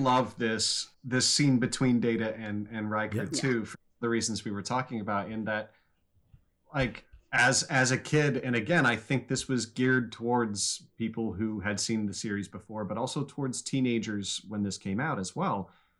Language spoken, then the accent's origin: English; Kansas, United States; that kind of scene certainly was useful to me growing up in Kansas in the late 80s, you know.